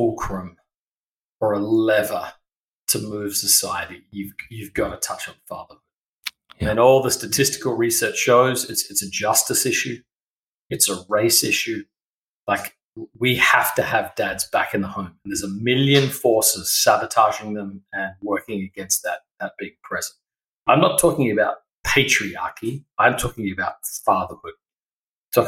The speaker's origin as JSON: {"language": "English", "town": "Adelaide", "region": "South Australia", "country": "Australia", "tie": "born or raised there", "moved": "as an adult", "said": "I'm originally from Australia, so I grew up in a place called Adelaide, South Australia."}